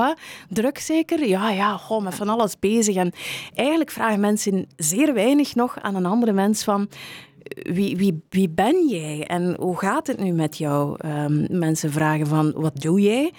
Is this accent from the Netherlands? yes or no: no; Meulebeke, Flanders, Belgium; moved away; also born or lived in Kortrijk; ik ben oorspronkelijk van Meulebeke, die wereldstad uh, in West-Vlaanderen